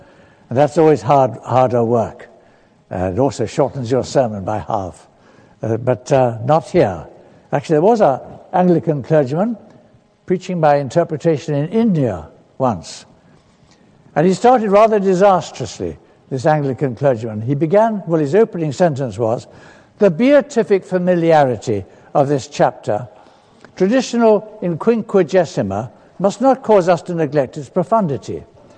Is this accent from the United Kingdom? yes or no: yes; London, United Kingdom; also born or lived in Kenya; from down south, from London. That's where my home is, though I was born in East Africa, in Kenya, as the child of missionaries.